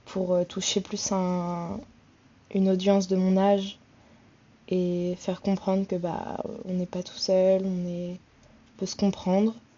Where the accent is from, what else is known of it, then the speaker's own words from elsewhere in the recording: Le Havre, Normandy, France; now in Paris, France; je vis sur Paris, je suis d'originaire du Havre en Normandie